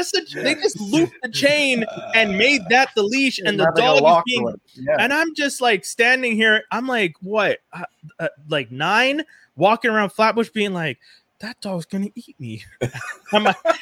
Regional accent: Montreal, Quebec, Canada; growing up in Cote d'Neige

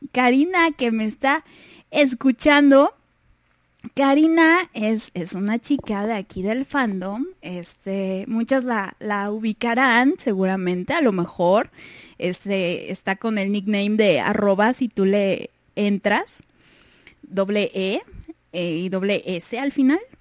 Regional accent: Mexico; aquí en, México, en mi país, la verdad es que sí soy como que de la, de la media

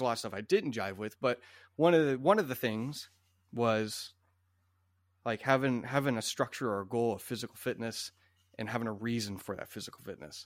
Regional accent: Iowa, United States; My family always had some Japanese bikes growing up in Iowa

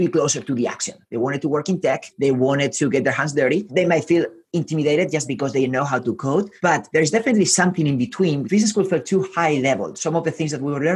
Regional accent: Spain; also born or lived in Santiago, Chile; now in San Francisco, United States; I was born in Spain. I lived in South America, in Santiago, in Chile

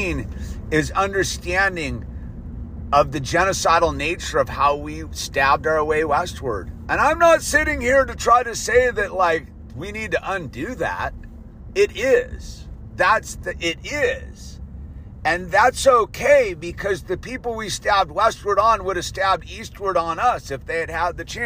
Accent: United States; I am an American

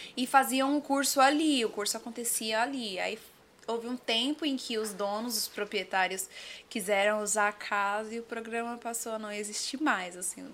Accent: Diadema, São Paulo, Brazil; Eu sou nascida em Diadema, ali na... Diadema. Diadema, Portinari

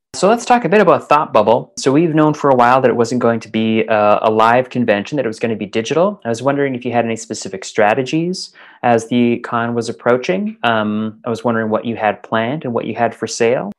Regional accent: Calgary, Alberta, Canada; moved away as an adult; now in Scotland; back home to Calgary uh, Alberta

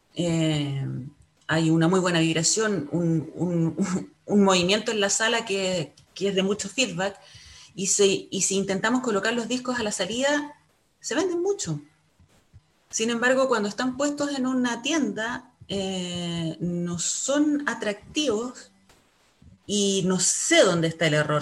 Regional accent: Chile; como chilenos o como latinoamericanos

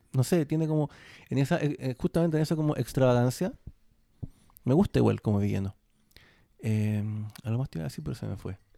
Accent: Chile

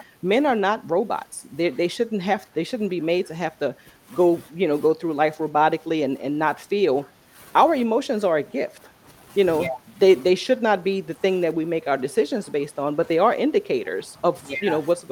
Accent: New Orleans, Louisiana, United States; moved away as an adult; now in Texas, United States; we're from New Orleans. So coming through, and we're here in Texas because of Hurricane Katrina.

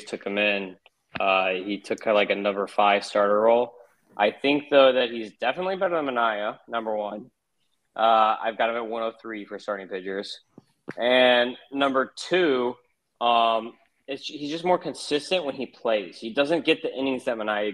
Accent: Midwest, United States; we're all from the Midwest

